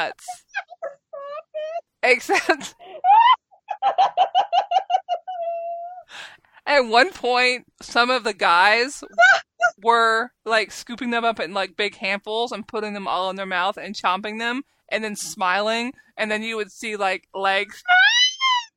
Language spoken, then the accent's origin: English; the South, United States; accent: southern; my stupid southern accent